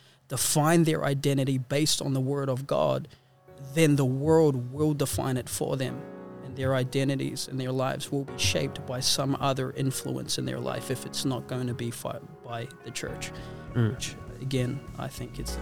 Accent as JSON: {"language": "English", "country": "New Zealand", "tie": "born or raised there", "moved": "as an adult", "lives_now": "Sydney, Australia", "said": "I was born in Aotearoa, New Zealand"}